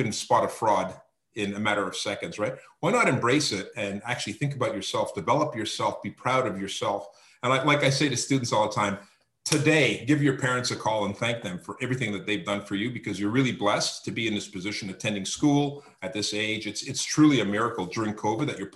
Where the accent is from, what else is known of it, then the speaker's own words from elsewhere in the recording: Canada; as a Canadian, as somebody living here in Canada